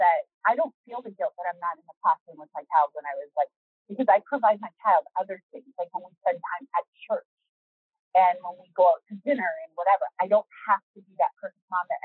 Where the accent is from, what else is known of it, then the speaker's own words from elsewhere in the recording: Canada; moved away; I'm Canadian